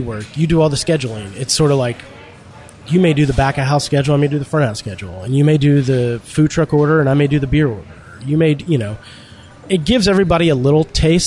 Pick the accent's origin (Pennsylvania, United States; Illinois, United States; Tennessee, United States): Tennessee, United States; Nashville; growing up in Nashville